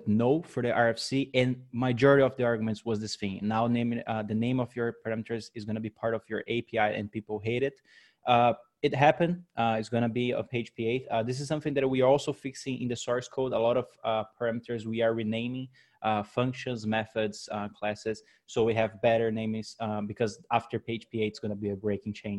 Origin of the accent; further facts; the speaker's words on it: Brazil; now in Netherlands; I'm from Brazil, but I'm currently living in the Netherlands.